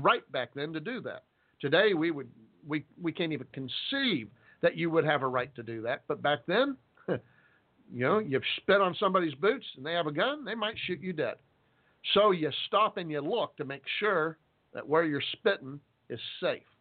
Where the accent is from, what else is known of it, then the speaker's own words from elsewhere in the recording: Texas, United States; I'm a Texan